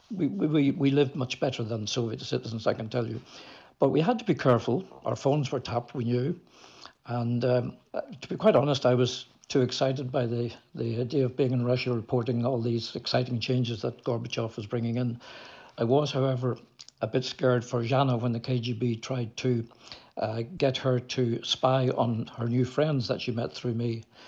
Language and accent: English; Belfast, Northern Ireland, United Kingdom; moved away; also born or lived in Moscow; I was growing up in Belfast